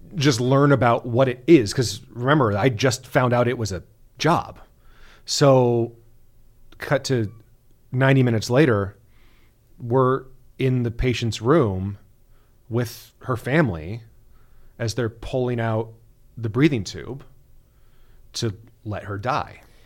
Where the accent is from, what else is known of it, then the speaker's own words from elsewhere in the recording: Bay Area, California, United States; moved away; I'm, I'm from the Bay Area originally, so, uh, raised an A's fan